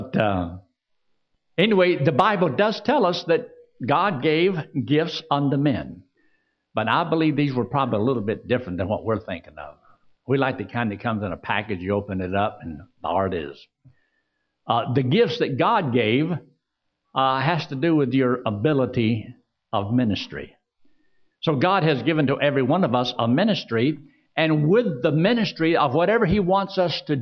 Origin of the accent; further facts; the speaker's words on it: Georgia, United States; also born or lived in Pennsylvania; I was just a little brat there in Georgia. Now, I was born in Pennsylvania. That's how I got my nickname, …. Later, my dad moved down to Georgia